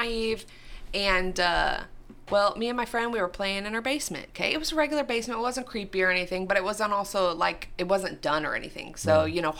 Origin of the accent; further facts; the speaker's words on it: Iowa, United States; I'm from Iowa